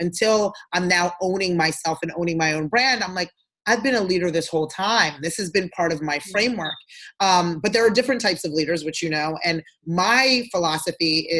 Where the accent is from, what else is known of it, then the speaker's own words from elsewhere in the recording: Freetown, Western Area, Sierra Leone; moved away; I'm from Sierra Leone, West Africa. That's where I was born. And that's where my family's from. Yes. And so, I was born in Freetown.